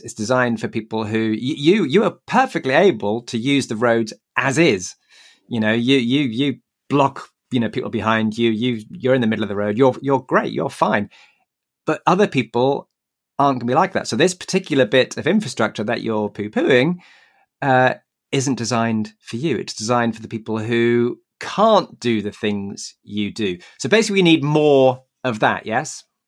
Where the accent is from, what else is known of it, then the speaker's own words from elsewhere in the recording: Newcastle upon Tyne, North East England, United Kingdom; Newcastle, my hometown